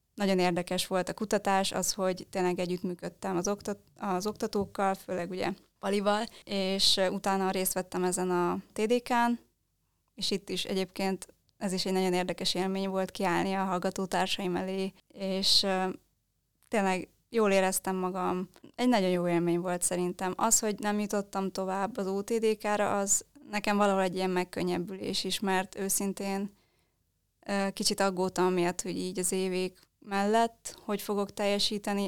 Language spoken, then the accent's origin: Hungarian; Transylvania, Romania; now in Budapest, Hungary; Mi Erdélyből származunk